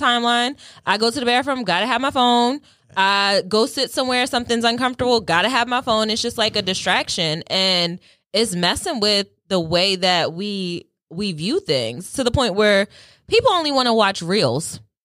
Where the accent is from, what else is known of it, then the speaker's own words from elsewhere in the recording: Delaware, United States; I'm not from New York. I, I just, yeah, small girl from Delaware.